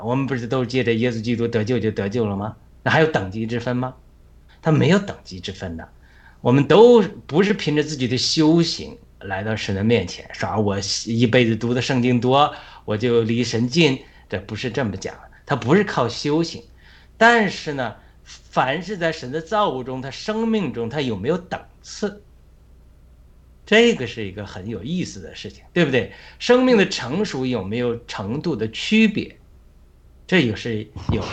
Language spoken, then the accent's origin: Chinese; China; now in United States; 我们在中国